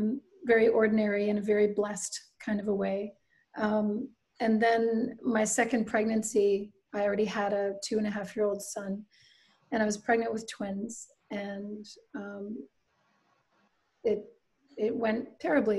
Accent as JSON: {"language": "English", "town": "Halifax", "region": "Nova Scotia", "country": "Canada", "tie": "born or raised there", "said": "I grew up in Halifax, which is the capital city of Nova Scotia"}